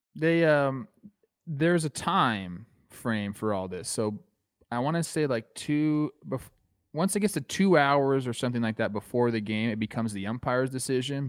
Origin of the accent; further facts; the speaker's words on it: Castaic, California, United States; my hometown